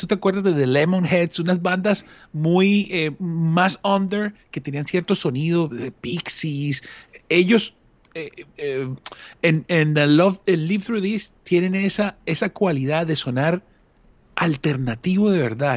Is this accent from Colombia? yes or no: yes; Colombia; uno desde Colombia